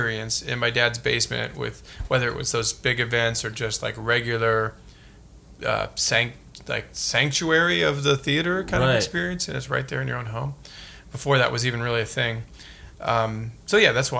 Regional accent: St. Louis, Missouri, United States; I grew up in St. Louis

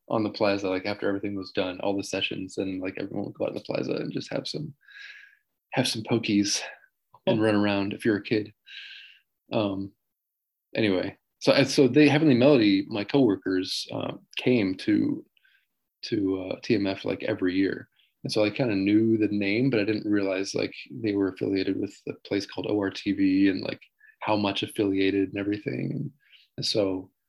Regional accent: Taichung, Taiwan; also born or lived in New Jersey, United States / Taipei; I was born in New Jersey, but I don't really remember it at all because um, my parents came out here when they were when I was four months old. So, yeah, I grew up in Taichung mostly, and then a little bit in Taipei

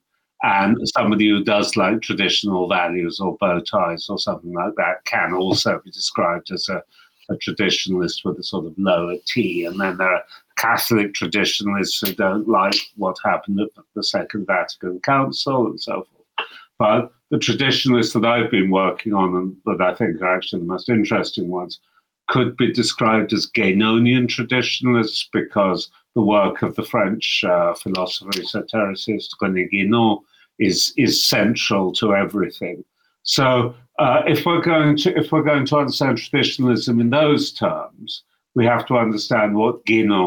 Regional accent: London, United Kingdom; moved away as an adult; also born or lived in Cairo, Egypt; now in Aarhus, Denmark; I was born in London, so I'm British by origin, at least.

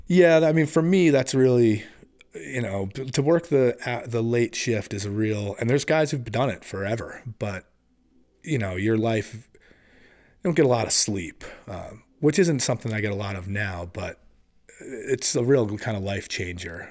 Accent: Massachusetts, United States; moved away as an adult; also born or lived in San Diego, California; now in Vermont, United States; I only spent my real early childhood there, and then we ended up moving back, uh, to Massachusetts, and then eventually I moved up

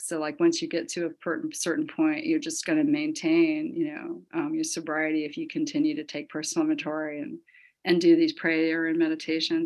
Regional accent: the Bible Belt, United States; I grew up in the Bible Belt

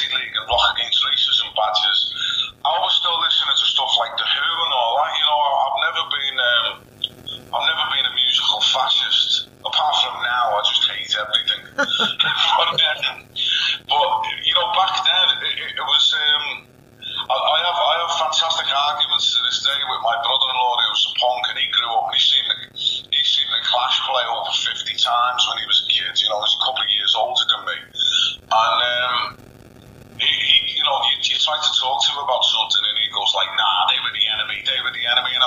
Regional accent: Merseyside, North West England, United Kingdom; born or raised there

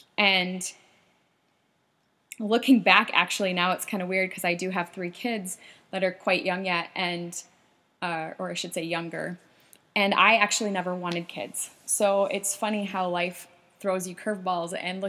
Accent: South Dakota, United States; now in Minnesota, United States; I moved up here, back in 2004 from South Dakota, small town.

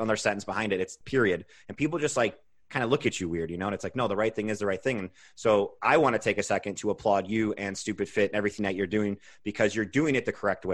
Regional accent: Midwest, United States; we're from the Midwest

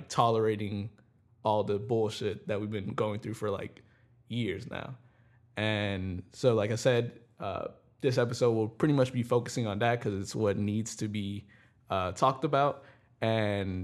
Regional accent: New York City, New York, United States; growing up in the Bronx

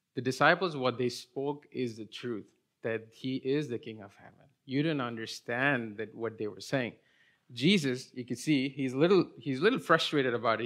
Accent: India; English is a second language; moved away as an adult; I was born and raised in India till I was twenty-one, and then I moved here when I, uh, went to college

